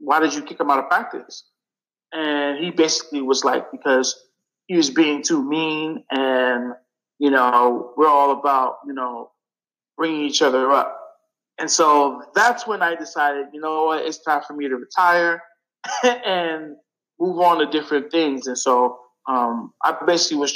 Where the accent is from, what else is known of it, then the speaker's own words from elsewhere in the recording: New York City, New York, United States; I grew up in Brooklyn